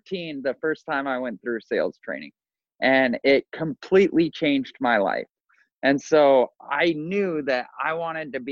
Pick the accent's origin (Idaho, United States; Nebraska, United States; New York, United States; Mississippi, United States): Idaho, United States; Boise; moved away as an adult; now in Orlando, United States; We both born and raised in Boise, Idaho, and moved to Orlando, Florida.